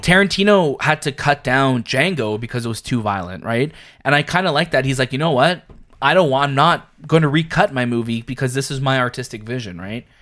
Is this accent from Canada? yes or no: yes; Canada; we're Canadian